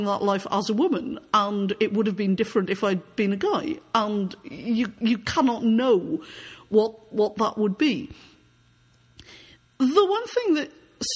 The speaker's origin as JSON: {"language": "English", "country": "United Kingdom", "moved": "as an adult", "lives_now": "Canada", "said": "Now, I am from Britain, though I live in Canada. I am a Canadian now. I've lived in Canada since 2002. I emigrated personally."}